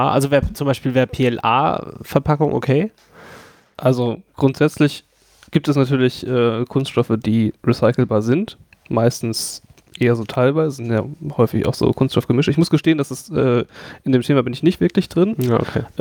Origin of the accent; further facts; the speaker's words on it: Franconia, Bavaria, Germany; moved away; ich komme halt aus, aus Franken